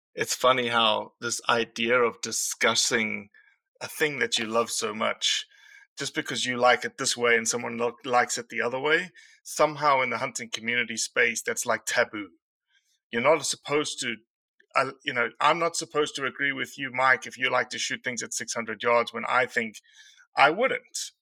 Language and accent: English; South Africa; moved away as an adult; now in United States; I came from South Africa